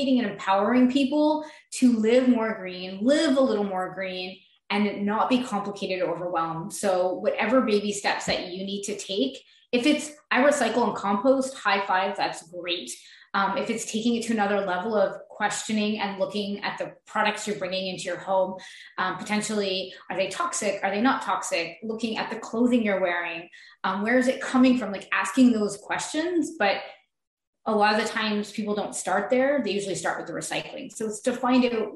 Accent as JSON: {"language": "English", "town": "Montreal", "region": "Quebec", "country": "Canada", "said": "I am from Montreal, Quebec."}